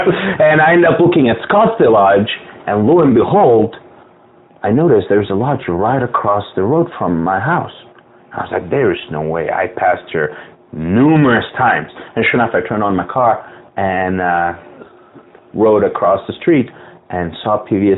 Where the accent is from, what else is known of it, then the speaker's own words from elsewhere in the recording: Bosnia & Herzegovina; also born or lived in West Europe; now in United States; Well, one thing that really got to my liking is, now, I grew up throughout West Europe. I'm originally from Bosnia. And unfortunately, due to the war, I was ethnically cleansed.